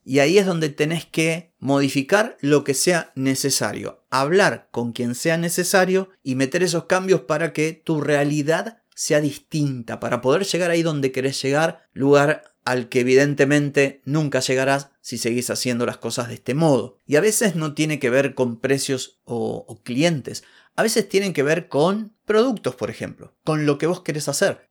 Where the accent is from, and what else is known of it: Argentina